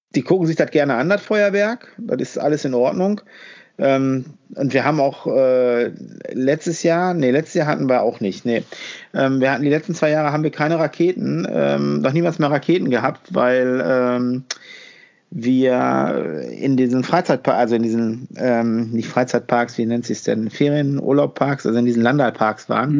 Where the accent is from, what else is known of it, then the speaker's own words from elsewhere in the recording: Germany; bei uns in Deutschland